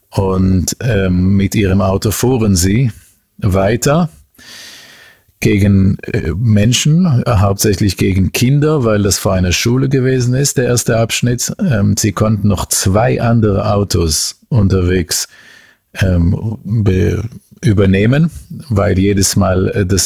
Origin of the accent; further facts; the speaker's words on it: Central District, Israel; hatten vor zwei Tagen einen ziemlich üblen Anschlag in der Stadt Ra'anana, das übrigens im Umkreis meiner Heimat äh, liegt, ähm, da am Rande von Tel Aviv.